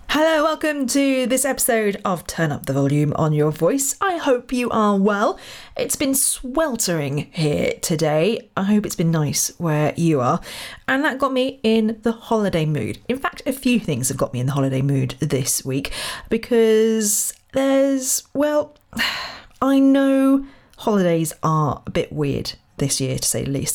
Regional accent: Royal Berkshire, South East England, United Kingdom; moved away; I'm from Royal Berkshire originally

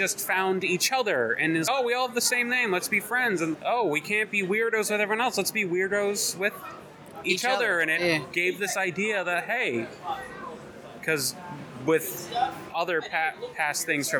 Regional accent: Southwick, Massachusetts, United States; I'm from Western. In fact, I'm from Southwick, Massachusetts.

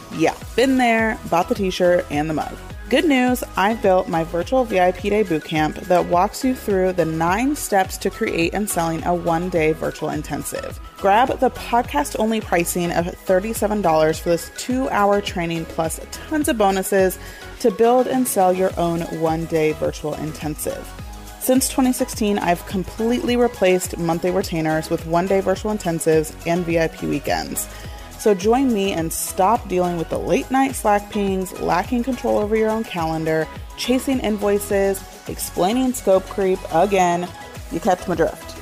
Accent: United States; I am an American in the sense that I was born here

